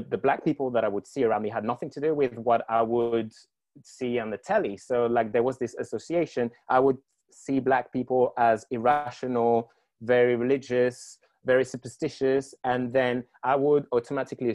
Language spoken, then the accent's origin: English; Guadeloupe; moved away; I grew up in the Caribbean, in the French Caribbean